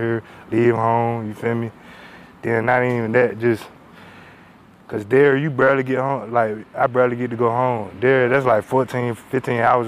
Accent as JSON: {"language": "English", "town": "Norfolk", "region": "Virginia", "country": "United States", "moved": "as an adult", "lives_now": "State College, United States", "said": "I'm from Norfolk"}